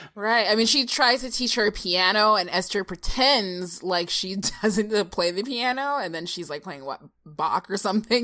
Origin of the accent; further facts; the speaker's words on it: Michigan, United States; I'm from Michigan, the Midwest.